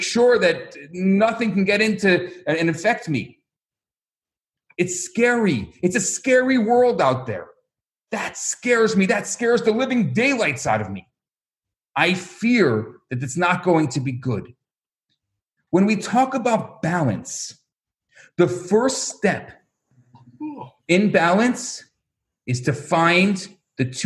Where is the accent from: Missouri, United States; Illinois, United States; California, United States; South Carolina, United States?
Illinois, United States; Chicago; I come from Chicago